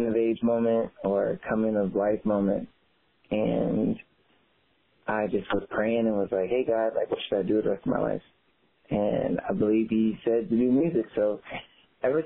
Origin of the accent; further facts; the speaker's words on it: Tallahassee, Florida, United States; growing up in Tallahassee, Florida, definitely felt like home completely